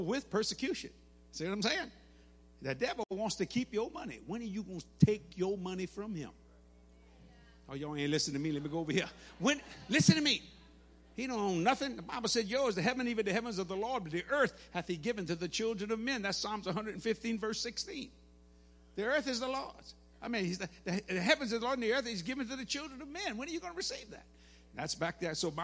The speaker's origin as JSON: {"language": "English", "town": "New Orleans", "region": "Louisiana", "country": "United States", "said": "I'm from New Orleans"}